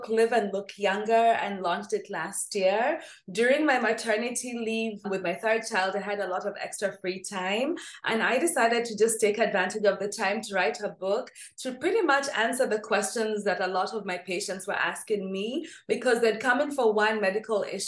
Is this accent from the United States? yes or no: no; Nairobi, Kenya; I grew up in Nairobi, Kenya.